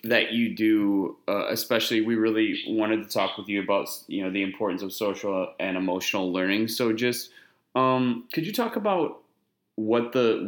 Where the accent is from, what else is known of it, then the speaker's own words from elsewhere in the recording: Wisconsin, United States; moved away as an adult; also born or lived in Houston, Texas; I grew up in Wisconsin, and then my first teaching job full time was in Houston in an urban school district